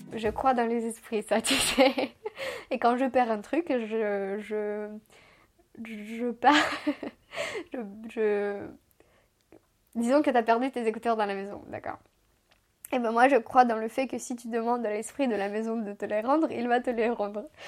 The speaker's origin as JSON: {"language": "French", "town": "Chisinau", "country": "Moldova", "tie": "born or raised there", "first_language": "Romanian", "second_language": "French", "moved": "yes", "lives_now": "France", "said": "ma langue maternelle c'est le roumain, d'où vient tout de Moldavie"}